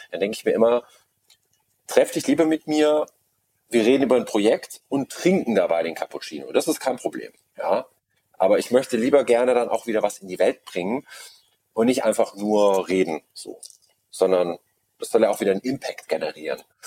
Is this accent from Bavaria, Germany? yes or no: yes; Munich, Bavaria, Germany; Ich bin auch in München geboren